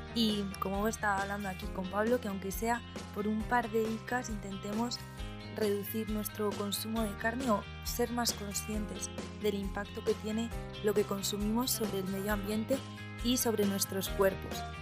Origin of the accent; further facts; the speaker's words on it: Navarre, Spain; yo siendo de Navarra, que también soy de un pueblo